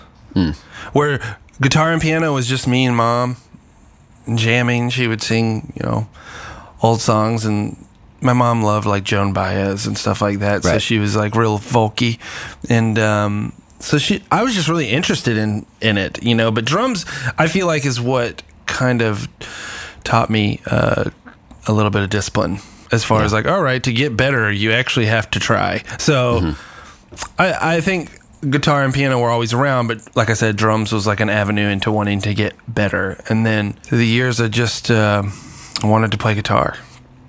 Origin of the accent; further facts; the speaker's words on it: Florida, United States; I'm from Florida